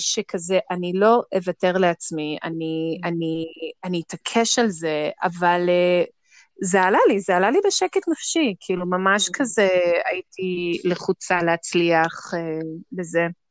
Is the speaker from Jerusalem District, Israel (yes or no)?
yes; Jerusalem, Jerusalem District, Israel; אני ירושלמית, בת 40